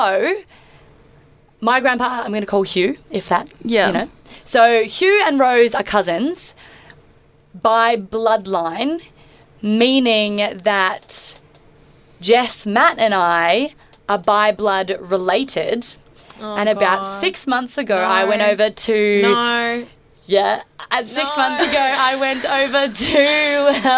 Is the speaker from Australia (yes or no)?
yes; Melbourne, Victoria, Australia; We've all grown up in Melbourne.